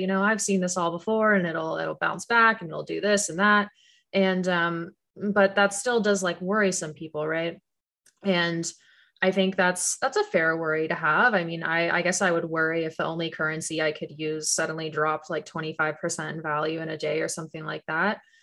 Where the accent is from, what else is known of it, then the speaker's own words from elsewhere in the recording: Canada; moved away; I grew up in Canada